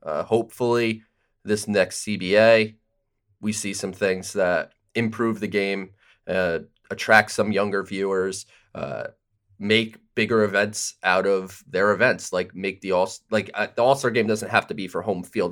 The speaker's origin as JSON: {"language": "English", "region": "Southern Connecticut", "country": "United States", "said": "I'm from Southern Connecticut"}